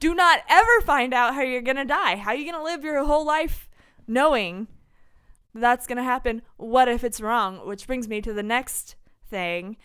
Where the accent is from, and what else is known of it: Terre Haute, Indiana, United States; born or raised there